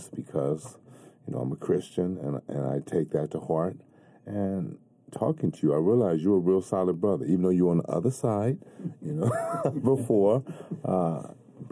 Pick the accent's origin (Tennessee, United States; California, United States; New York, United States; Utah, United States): California, United States; Los Angeles; I grew up in Watts, and that's a place where you can't mince words